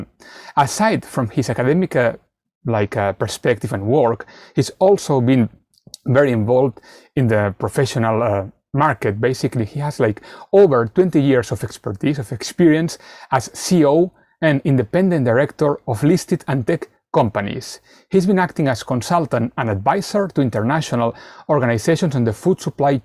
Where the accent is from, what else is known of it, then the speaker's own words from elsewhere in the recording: Spain; moved away; I come from Spain originally